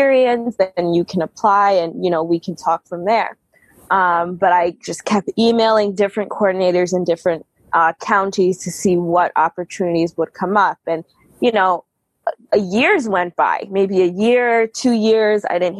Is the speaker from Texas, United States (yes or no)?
no; New York, United States; moved away; also born or lived in New Jersey / Michigan; I grew up in New York and then my family moved to New Jersey.